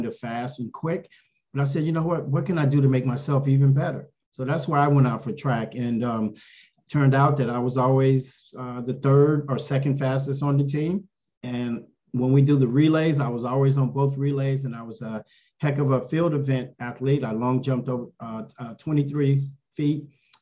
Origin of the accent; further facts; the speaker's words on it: San Antonio, Texas, United States; I was born in San Antonio, Texas